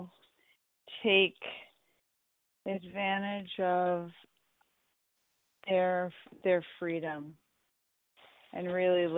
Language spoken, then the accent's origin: English; United States; I'd love it if I was acknowledged in my home country.